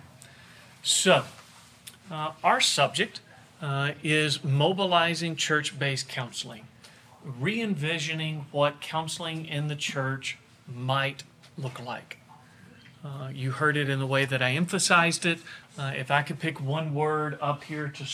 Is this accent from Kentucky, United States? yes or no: yes; Bardwell, Kentucky, United States; moved away as an adult; also born or lived in Jackson, Tennessee / Wake Forest, North Carolina / Augusta, Georgia; I'm originally from Bardwell, Kentucky. You've never heard of it. We were 30 minutes from the nearest McDonald's